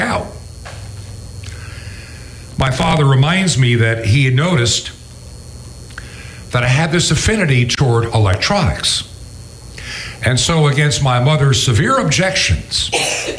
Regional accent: New York, United States; I was born to an unwed mother, and I was born in New York State, even though I was conceived in California

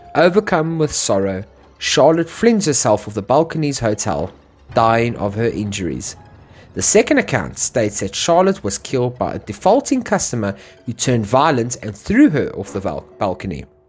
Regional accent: South Africa; me being South African

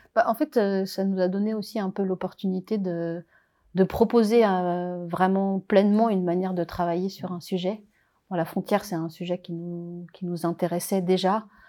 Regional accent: Paris region, Île-de-France, France; also born or lived in Réunion; now in Geneva, Switzerland; je suis réunionnaise, mais j'ai grandi en métropole, dans une famille réunionnaise donc en région parisienne

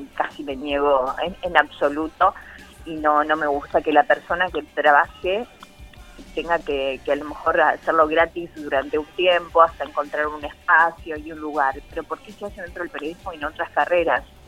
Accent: San Pedro, Buenos Aires Province, Argentina; also born or lived in Rosario; yo soy de San Pedro, provincia de Buenos Aires

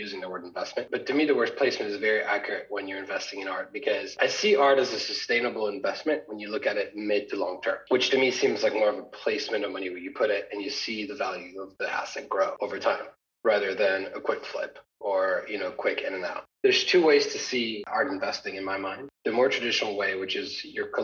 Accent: Paris, Île-de-France, France; moved away as an adult; also born or lived in United States; now in London, United Kingdom; I was born and raised in Paris

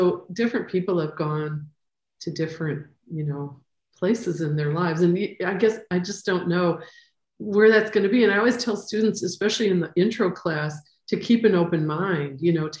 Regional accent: Costa Rica; I'm from Costa Rica.

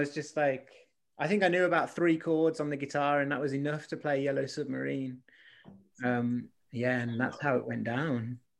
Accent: Stourbridge, West Midlands, United Kingdom; moved away as an adult; now in London, United Kingdom; I wasn't born in London. I'm from a place called Stourbridge, and then I moved here

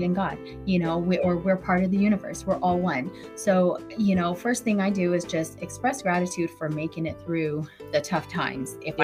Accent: Vallejo, California, United States; also born or lived in Hawaii; now in Antioch, United States; I'm in Antioch, but I grew up in Vallejo. I went to Vallejo High School. Um, yeah, when we moved from Hawaii to we went to we moved to Vallejo and never left there.

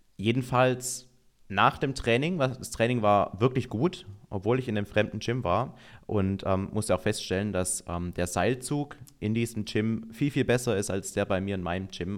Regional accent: Baden-Württemberg, Germany; now in Allgäu, Germany; ich komme aus Baden-Württemberg, da gibt es eigentlich kein Weihnachten ohne Spätzle.

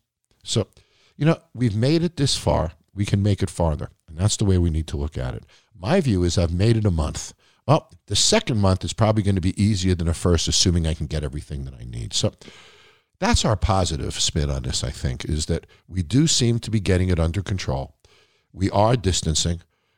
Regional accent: Nevada, United States; Hats off to Governor Sisolak from my home state of Nevada, who has not gotten the resources that a lot of other states have.

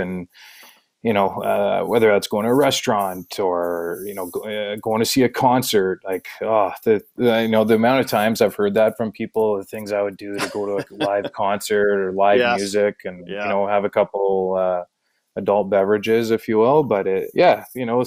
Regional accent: Manitoba, Canada; moved away; also born or lived in Ontario / Halifax; it reminded me a lot of home, right, being growing up in Manitoba

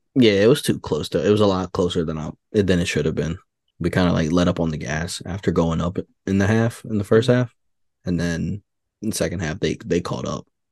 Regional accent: New York City, New York, United States; I'm from New York

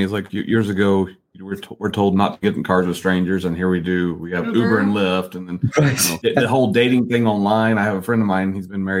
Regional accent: the South, United States; I mean, I'm from the South

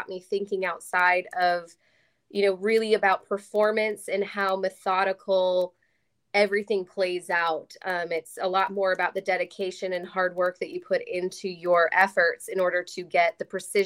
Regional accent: Chicago, Illinois, United States; moved away as an adult; also born or lived in Louisville, Kentucky; now in Texas, United States

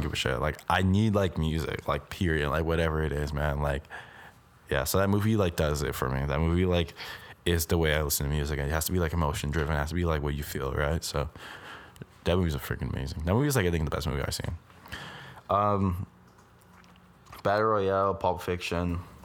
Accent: Brampton, Ontario, Canada; I'm from Brampton

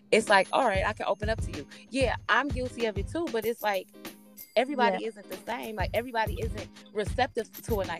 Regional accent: Kinsman Heights, Ohio, United States; I was raised in the heights, but I was still raised in the hood

